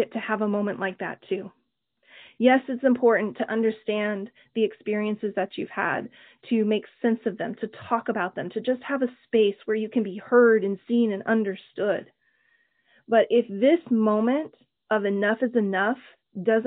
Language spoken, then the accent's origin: English; Oklahoma, United States; growing up in Oklahoma